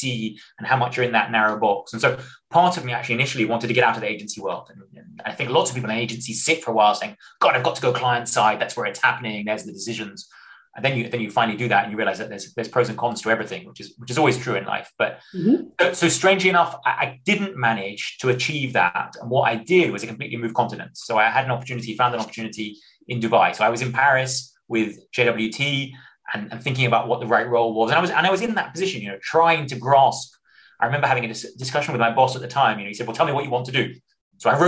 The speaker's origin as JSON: {"language": "English", "country": "United Kingdom", "tie": "born or raised there", "moved": "as an adult", "said": "I wasn't born in the UK, but I grew up in the UK. I am very, very British from about 2 months until about 18, 19, when I had a strange decision to go and study abroad."}